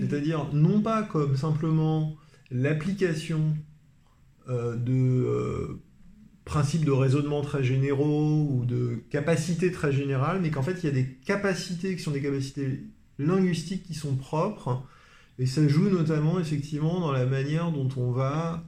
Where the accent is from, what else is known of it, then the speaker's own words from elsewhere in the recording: Paris, Île-de-France, France; je suis parisien